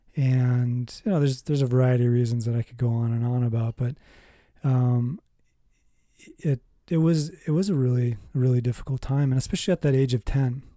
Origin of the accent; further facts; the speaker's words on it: Minnesota, United States; I was born in Minnesota.